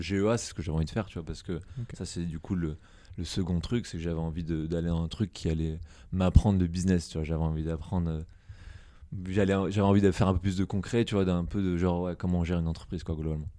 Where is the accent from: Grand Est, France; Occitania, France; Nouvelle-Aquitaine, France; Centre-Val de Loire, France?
Centre-Val de Loire, France; Dreux; also born or lived in Bordeaux / Paris; now in New York, United States; né à Dreux, en Eure-et-Loire, j'ai grandi enfance heureuse